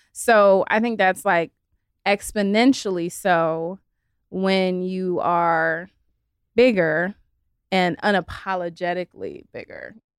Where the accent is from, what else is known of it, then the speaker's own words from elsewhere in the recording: Los Angeles, California, United States; also born or lived in San Diego; I'm born and raised in LA. So I'm like a true LA girl